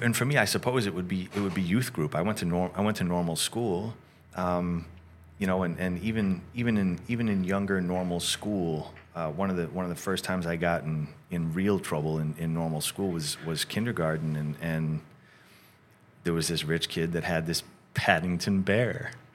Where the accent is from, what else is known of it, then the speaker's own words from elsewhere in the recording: Rochester, New York, United States; moved away as an adult; also born or lived in Syracuse, New York / California; we grew up in a, in a suburb outside of Rochester